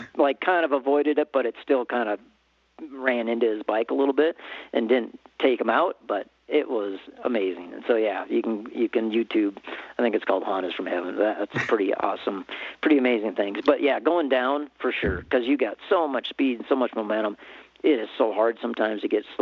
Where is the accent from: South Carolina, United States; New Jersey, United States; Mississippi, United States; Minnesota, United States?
Minnesota, United States; moved away as an adult; now in Colorado, United States; growing up as a Minnesotan